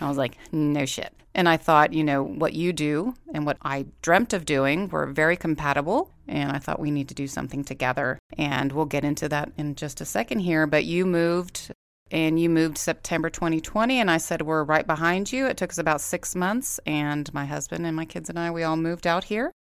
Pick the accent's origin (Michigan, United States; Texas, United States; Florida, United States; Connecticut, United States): Texas, United States; Corpus Christi; moved away as an adult; now in Saint George, United States; I am also from Corpus Christi, Texas